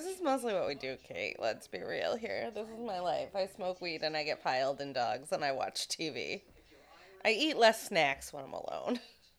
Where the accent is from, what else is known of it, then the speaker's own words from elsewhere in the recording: Florida, United States; I'm from Florida